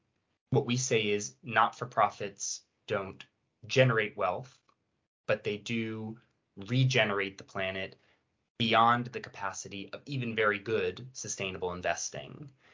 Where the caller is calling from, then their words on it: London, United Kingdom; I'm a little warm in this London heat wave, but I'm fine. I'm dialing in from London.